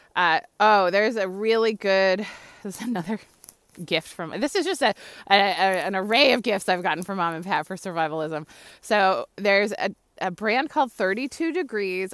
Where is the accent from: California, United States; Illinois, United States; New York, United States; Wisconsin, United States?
California, United States; moved away as an adult; also born or lived in Philadelphia; I grew up in California, you know what I mean? My first winter, for real, was in Philadelphia. I was twenty-one years old